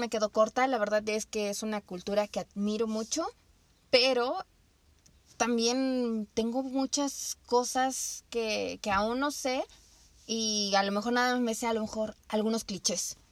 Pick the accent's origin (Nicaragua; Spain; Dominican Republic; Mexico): Mexico; a nosotros como mexicanos